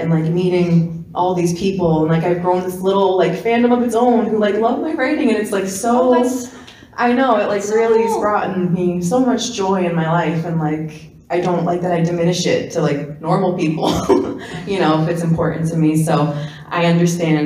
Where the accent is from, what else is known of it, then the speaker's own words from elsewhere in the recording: Wall, New Jersey, United States; I'm from Jersey